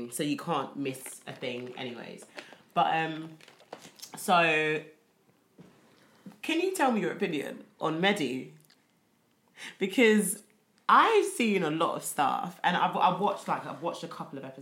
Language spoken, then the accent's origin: English; United Kingdom; we're British.